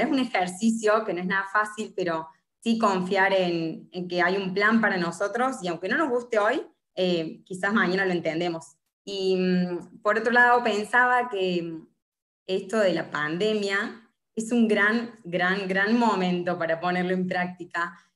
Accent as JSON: {"language": "Spanish", "region": "Córdoba", "country": "Argentina", "moved": "as an adult", "lives_now": "Buenos Aires, Argentina", "said": "soy de Córdoba"}